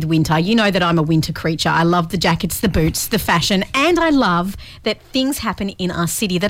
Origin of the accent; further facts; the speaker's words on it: England, United Kingdom; now in Mandurah, Australia; I'm from England